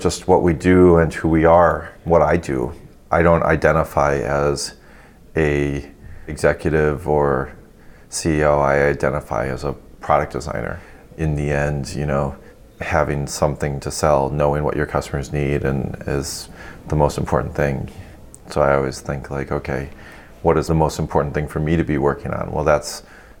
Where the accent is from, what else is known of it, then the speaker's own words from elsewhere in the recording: DeKalb, Illinois, United States; also born or lived in Davenport, Iowa / St. Paul, Minnesota; when I was in maybe second grade, we moved to the DeKalb-Sycamore area of Northern Illinois and where we live currently.